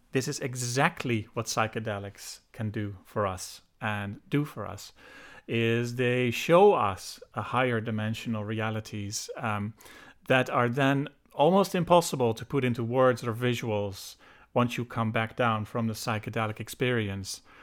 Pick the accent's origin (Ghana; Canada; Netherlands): Netherlands; moved away as an adult; also born or lived in United Kingdom; now in Ireland; I was born and raised in the Netherlands, so I'm Dutch